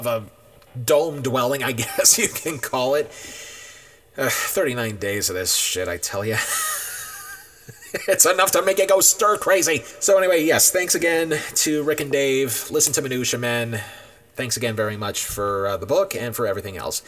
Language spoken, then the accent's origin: English; New York, United States; I'm born and raised in New York